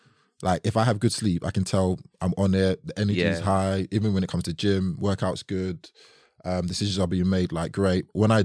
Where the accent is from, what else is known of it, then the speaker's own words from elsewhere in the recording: New Cross, London, United Kingdom; So I grew up in New Cross. And it was interesting, man.